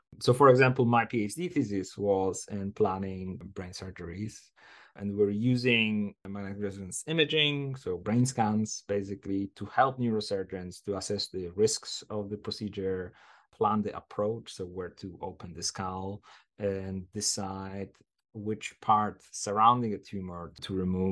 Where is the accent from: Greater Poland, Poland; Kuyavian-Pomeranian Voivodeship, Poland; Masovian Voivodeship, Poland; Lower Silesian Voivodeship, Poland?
Greater Poland, Poland; Poznań; moved away as an adult; also born or lived in Edinburgh; I started my undergraduate degree in computer science in my hometown of Poznań